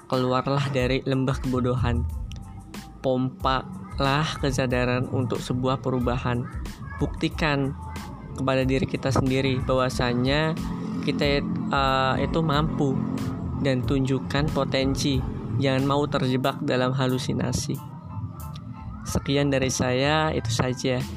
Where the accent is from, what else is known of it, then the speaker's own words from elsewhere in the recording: Brebes, Central Java, Indonesia; perkenalkan … Aku berasal dari Brebes, Jawa Tengah